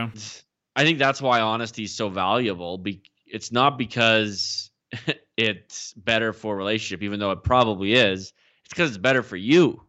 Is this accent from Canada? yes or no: yes; the Midwest of Canada, the Prairies, Canada; I feel like I'm kind of from the Midwest of Canada, maybe the the West West